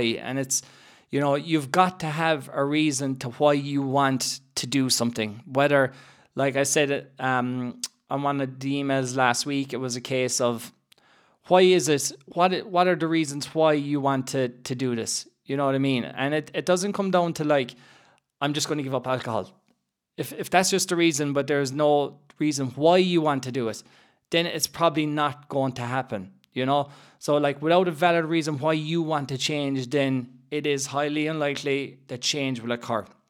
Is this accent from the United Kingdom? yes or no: no; Ireland; growing up in Ireland